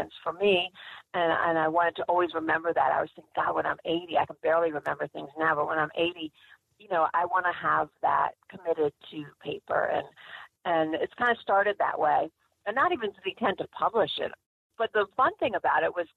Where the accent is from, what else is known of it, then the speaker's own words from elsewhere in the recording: Suffern, New York, United States; moved away; I started out growing up in Suffren